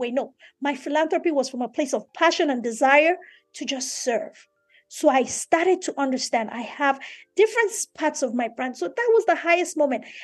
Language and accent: English; Nigeria; me being a Nigerian, Yoruba, African woman is so important and critical for me to never ever lose that.